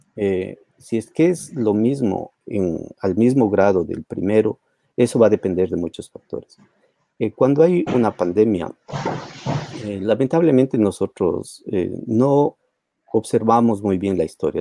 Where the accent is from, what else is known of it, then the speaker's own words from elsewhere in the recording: Ecuador; moved away; yo soy ecuatoriano también